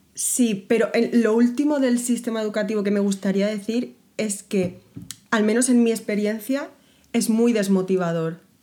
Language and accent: Spanish; Spain; first language Spanish